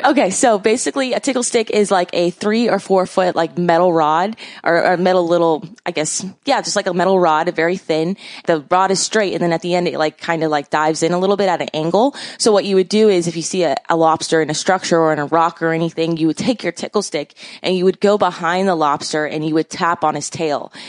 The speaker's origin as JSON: {"language": "English", "town": "Miami", "region": "Florida", "country": "United States", "tie": "born or raised there", "said": "I basically grew up in Miami"}